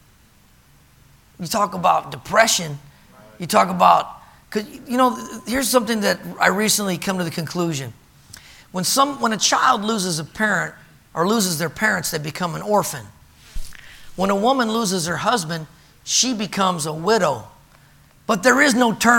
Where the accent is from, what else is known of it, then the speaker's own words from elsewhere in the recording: California, United States; I grew up in California